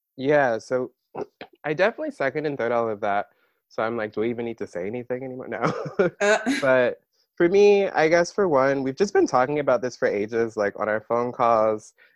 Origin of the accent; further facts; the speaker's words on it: Maryland, United States; moved away as an adult; also born or lived in New York; now in Philadelphia, United States; I was born in New York. I grew up there a little bit, and then my family moved to Maryland